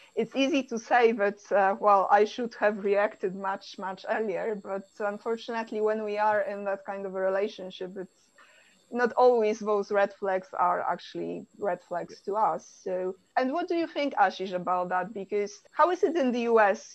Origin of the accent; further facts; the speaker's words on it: Poland; I come from Poland